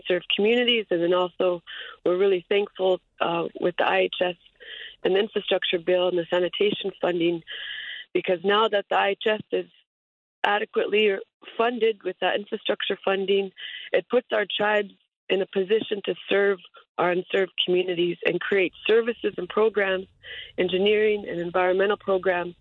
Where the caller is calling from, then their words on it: Anchorage, Alaska, United States; I'm calling from Anchorage, Alaska